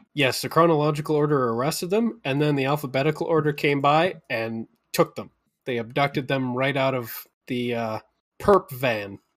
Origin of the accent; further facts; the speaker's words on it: Calgary, Alberta, Canada; being a really small kid growing up in Calgary at the time